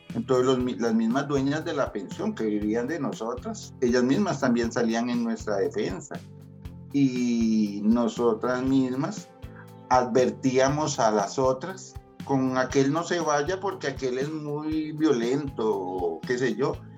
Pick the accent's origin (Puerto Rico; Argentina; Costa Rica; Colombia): Costa Rica; San José; moved away as an adult; now in Puriscal, Costa Rica; yo nací en San José Centro. Hoy, hoy por hoy vivo en Puriscal, pero nací en San José Centro.